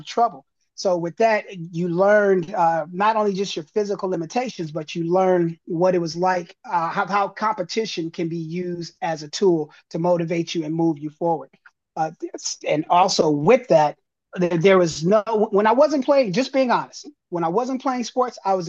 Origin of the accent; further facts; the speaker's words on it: Los Angeles, California, United States; I grew up here in Los Angeles